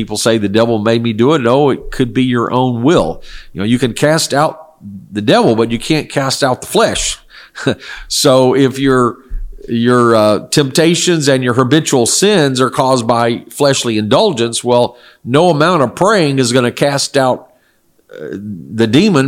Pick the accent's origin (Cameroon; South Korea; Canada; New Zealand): South Korea; I grew up in Korea, where my parents were missionaries, and it was a non-Christian culture, primarily ancestor worship and shamanism, or worship of spirits of nature, Buddhism.